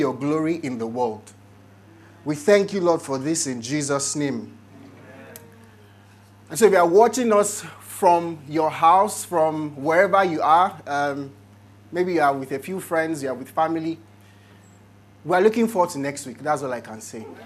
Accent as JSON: {"language": "English", "country": "Nigeria", "said": "as Nigerians"}